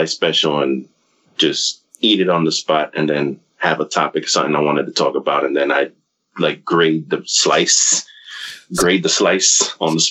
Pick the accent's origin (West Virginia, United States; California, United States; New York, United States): New York, United States; now in Florida, United States; I still consider myself a New Yorker